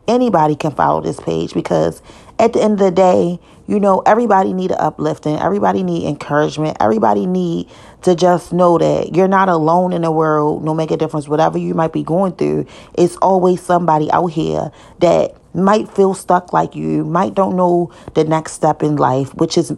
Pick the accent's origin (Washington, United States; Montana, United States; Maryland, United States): Maryland, United States; Baltimore; I'm from Baltimore City